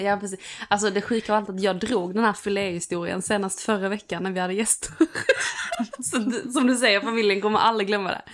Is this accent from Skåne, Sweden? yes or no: yes; Skåne, Sweden; hemma i Skåne